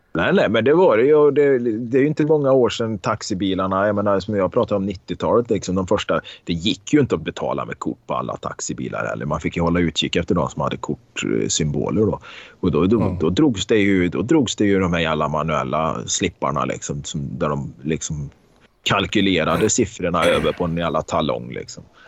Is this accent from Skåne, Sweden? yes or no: no; Karlstad, Värmland, Sweden; på Konsum hemma i Karlstad